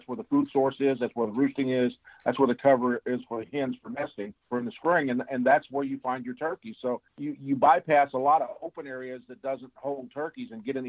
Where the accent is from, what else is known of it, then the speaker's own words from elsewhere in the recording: the Ozarks, Missouri, United States; me growing up in the Ozarks